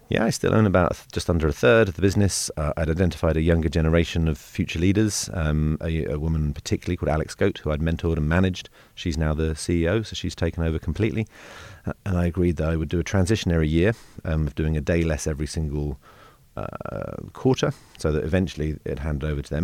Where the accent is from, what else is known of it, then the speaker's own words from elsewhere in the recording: London, United Kingdom; I grew up in South London